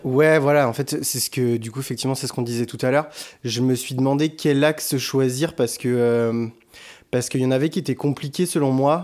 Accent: Bordeaux, Nouvelle-Aquitaine, France; je suis bordelais

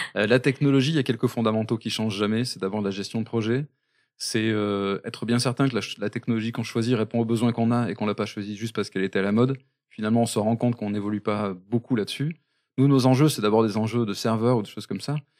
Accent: Basque Country, Nouvelle-Aquitaine, France; on est très fier d'être basque

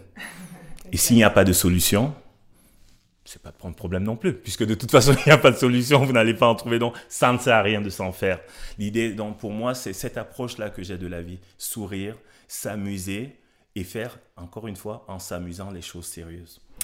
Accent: Cameroon; moved away; je viens d'Afrique, je viens du Cameroun. J'ai grandi entouré de femmes

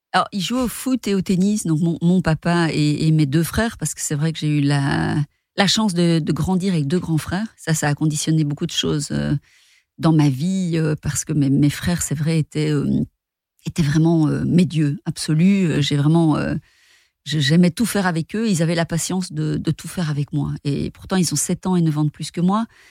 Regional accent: Rochefort, Wallonia, Belgium; je viens de Rochefort c'est une petite ville euh, dans le sud de la Belgique

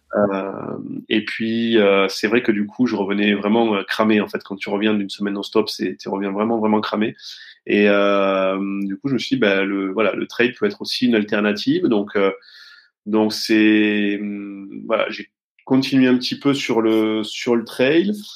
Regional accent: Rodez, Occitania, France; je suis né à Rodez, euh, dans, dans l'Aveyron, et euh, et du coup, bon, euh, oh, j'ai voilà grandi avec avec ma mère

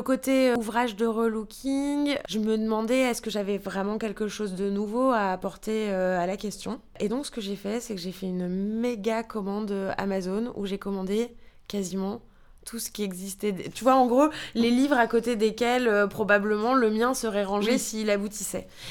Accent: France; moved away as an adult; also born or lived in New York; now in Germany; en tant que Française

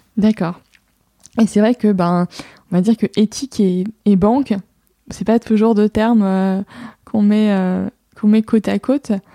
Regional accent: Lille, Hauts-de-France, France; je suis lilloise

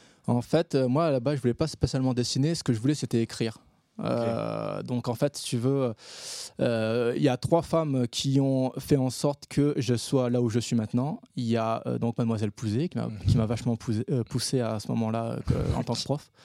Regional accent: Réunion; moved away as an adult; also born or lived in Paris; je suis un réunionnais

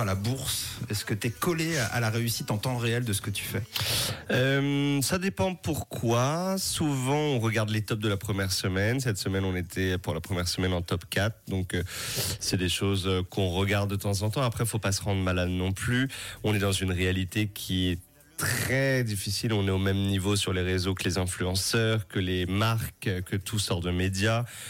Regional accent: Créteil, Île-de-France, France; quand j'étais petit à 12 ans euh, dans une MJC, une maison pour tous à côté de chez moi à Créteil.

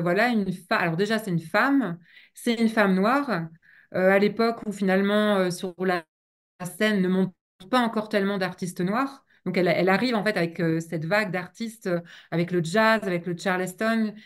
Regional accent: the banks of the Loire, Pays de la Loire, France; Rochefort sur Loire, donc sur les bords de Loire, là d'où je viens

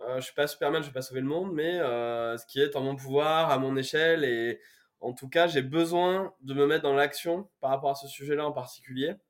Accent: Brive-la-Gaillarde, Nouvelle-Aquitaine, France; accent: accent du Sud; moved away as an adult; now in Paris region, France; je suis originaire de Brive-la-Gaillarde, en Corrèze. Je suis, un, pur jus, on va dire. J'ai vécu plus de 20 ans à Brive

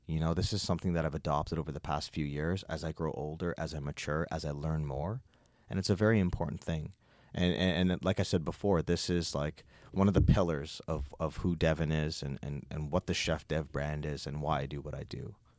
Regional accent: Toronto, Ontario, Canada; also born or lived in Nova Scotia; born and raised in Toronto, born into a Guyanese household

